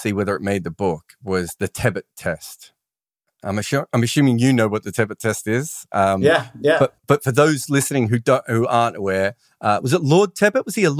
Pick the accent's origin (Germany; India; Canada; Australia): Australia; now in London, United Kingdom; I'm now an Australian who lives in London.